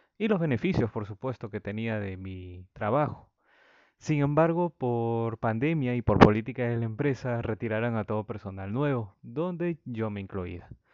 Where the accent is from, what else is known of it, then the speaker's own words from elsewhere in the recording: Peru; en mi país natal, Perú